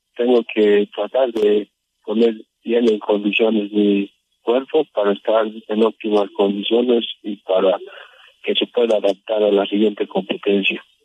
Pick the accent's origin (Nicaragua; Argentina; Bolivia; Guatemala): Bolivia; yo estoy clasificado a los Juegos Olímpicos como único boliviano